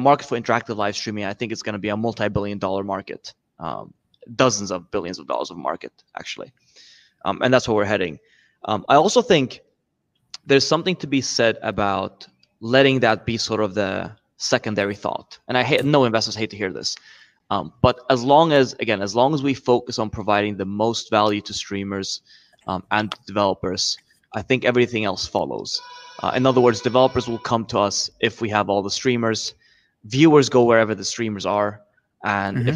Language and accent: English; Sweden; I'm from Sweden